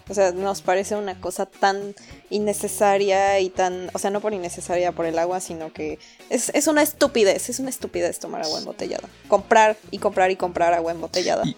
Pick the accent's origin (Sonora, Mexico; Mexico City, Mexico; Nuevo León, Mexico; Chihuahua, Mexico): Mexico City, Mexico; moved away; Yo me acuerdo de niña haber vivido eso en la Ciudad de México